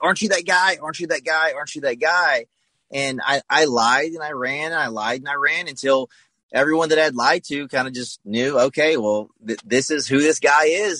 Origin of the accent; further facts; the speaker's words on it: the South, United States; I grew up in the South, so you know I went to church on Sunday, Wednesday